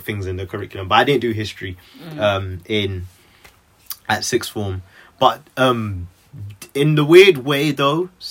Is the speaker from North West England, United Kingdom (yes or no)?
yes; Manchester, North West England, United Kingdom; 22, and I'm from Manchester